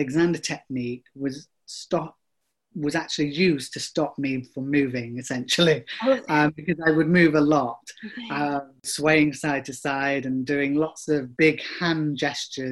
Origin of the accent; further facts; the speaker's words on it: Chesterfield, East Midlands, United Kingdom; I grew up in Chesterfield, which, of course, is very famous for the Crooked Spire